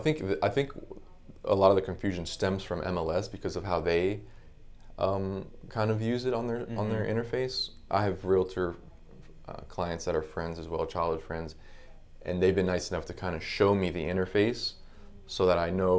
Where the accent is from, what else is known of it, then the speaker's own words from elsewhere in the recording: Palm Beach Gardens, Florida, United States; also born or lived in Brooklyn, United States; Brooklyn, but I moved here in 87. I was like 3 years old. So nice. Basically, Floridian, yeah.